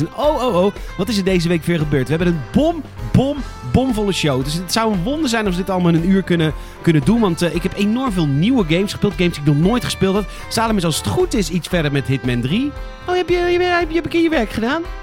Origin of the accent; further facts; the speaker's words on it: Rotterdam, South Holland, Netherlands; ik loop er rond als Rotterdammer